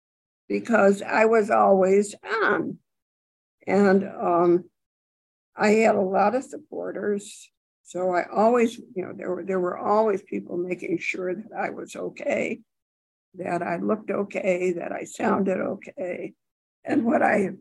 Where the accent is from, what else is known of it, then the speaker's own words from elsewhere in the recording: Buffalo, New York, United States; I wasn't from a big city. I was from Buffalo